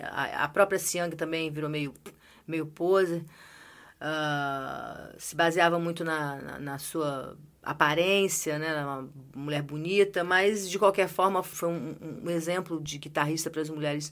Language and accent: Portuguese; Brazil; eu sou brasileiro